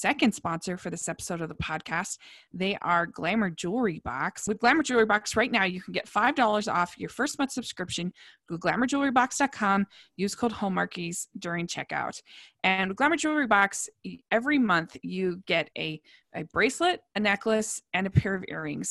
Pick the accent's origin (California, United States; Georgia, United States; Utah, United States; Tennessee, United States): Utah, United States; I'm from Utah